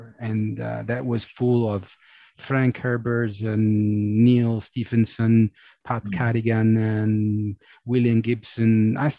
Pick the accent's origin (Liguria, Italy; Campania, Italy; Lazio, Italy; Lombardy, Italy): Lazio, Italy; Rome; also born or lived in Amsterdam, Netherlands; I'm from Rome, I'm from Italy